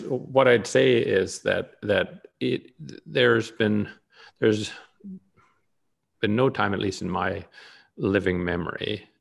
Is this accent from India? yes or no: no; Canada; now in United States; I may be Canadian by birth. I'm both an American and a Canadian citizen at this point.